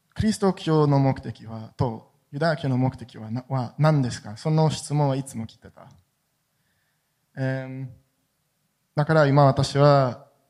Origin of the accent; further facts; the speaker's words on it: Jerusalem, Jerusalem District, Israel; Japanese is a second language; エルサレムで生まれて育りました